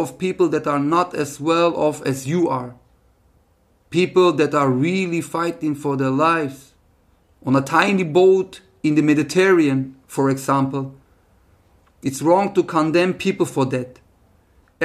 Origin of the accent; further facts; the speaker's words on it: Augsburg, Bavaria, Germany; I grew up in Bavaria, in the most, I'm in Augsburg